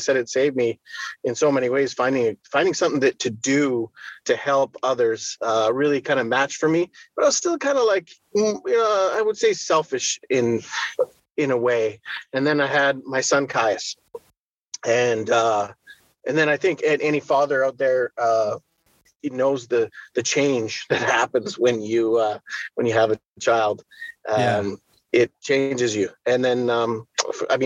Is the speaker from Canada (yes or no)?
yes; Edmonton, Alberta, Canada; I was born and raised in Edmonton, Alberta